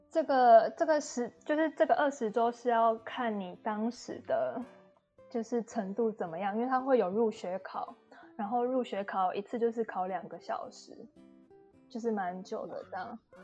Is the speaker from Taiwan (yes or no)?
yes; Yunlin County, Taiwan; moved away as an adult; also born or lived in Taipei, Taiwan / Brisbane, Australia; now in Tasmania, Australia; 因为我是云林人嘛，然后就是后面就是我到台北去念书，其实也待了就是六年了